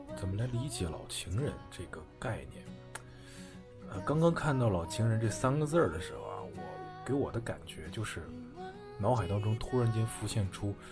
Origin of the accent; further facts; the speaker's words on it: Harbin, Heilongjiang, China; now in Shenzhen, China; 今年二十六岁，我来自东北的哈尔滨，目前呢在深圳工作